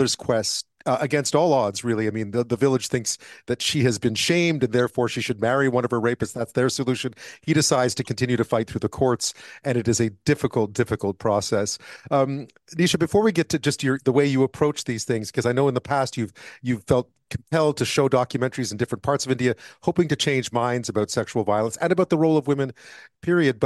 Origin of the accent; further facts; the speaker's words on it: Canada; as a Canadian